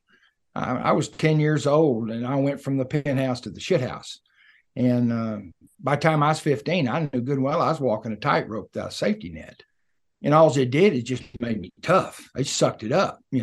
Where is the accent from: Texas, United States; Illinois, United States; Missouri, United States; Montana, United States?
Texas, United States; Levelland; also born or lived in California; When I was a kid, I was born in West Texas outside of Lubbock in a little place called Leveland